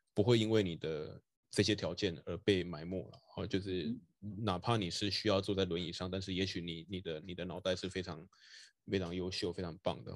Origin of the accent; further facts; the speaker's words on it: Taiwan; 我也是一个就是在台湾土生土长，嗯，没有出国念书的一个人嘛